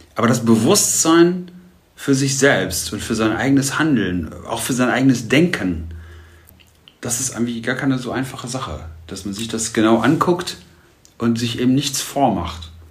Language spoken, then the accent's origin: German; Germany; als Deutscher